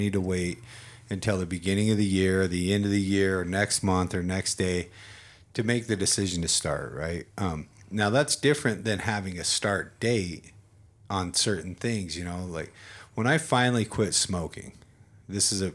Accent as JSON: {"language": "English", "country": "United States", "said": "I'm an American"}